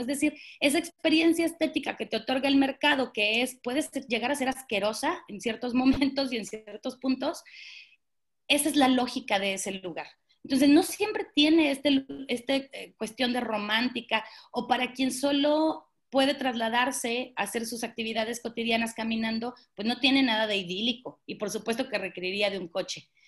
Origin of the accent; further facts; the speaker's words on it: Monterrey, Nuevo León, Mexico; yo soy de Monterrey y ahora vivo en, Monterrey